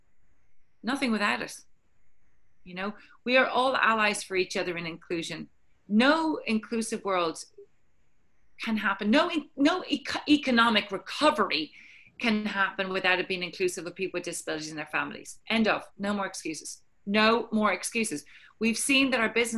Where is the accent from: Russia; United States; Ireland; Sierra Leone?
Ireland; I'm Irish